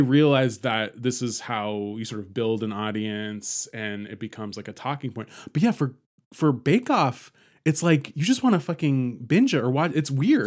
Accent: San Francisco, California, United States; I grew up in San Francisco

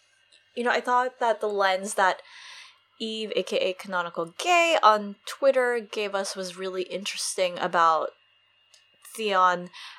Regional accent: United States; I still grew up in the U.S.

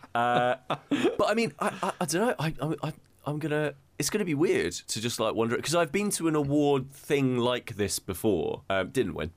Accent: United Kingdom; as many a British person, I went to a C of E school

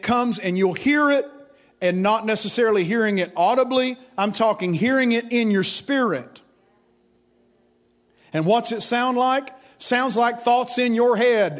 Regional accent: Grundy, Virginia, United States; I went into a hospital in my hometown of Grundy, Virginia, the old Grundy Hospital

